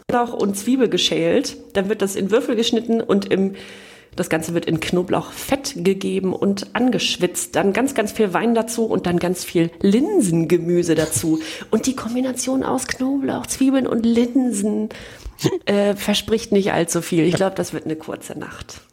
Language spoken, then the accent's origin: German; East Germany, Germany; als Ostdeutsche